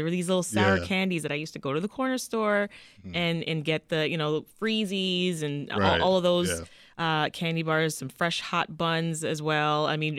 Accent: Jamaica; born there; I'm Caribbean myself. I was born in Jamaica, and so that's a huge thing for us, right?

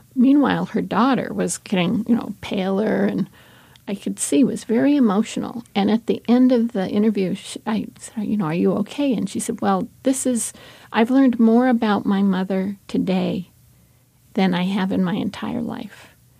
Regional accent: California, United States; when I was a little kid, I'm from California, and we had huge abalone beds

